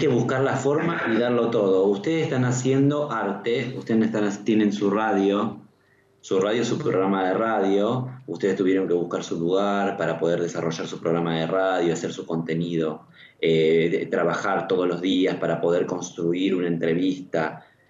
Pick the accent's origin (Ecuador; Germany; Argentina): Argentina; yo soy argentino y obviamente viví más tiempo acá que en cualquier otro lugar del mundo